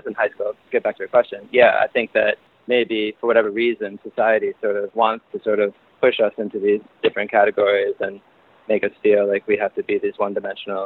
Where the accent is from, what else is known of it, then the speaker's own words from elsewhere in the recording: outside of Cleveland, Ohio, United States; growing up outside of Cleveland